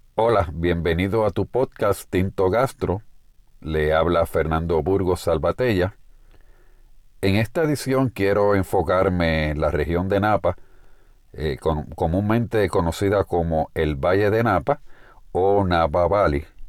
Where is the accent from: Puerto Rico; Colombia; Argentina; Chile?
Puerto Rico; En el caso de Puerto Rico, de donde hacemos este programa, este podcast y de donde soy oriundo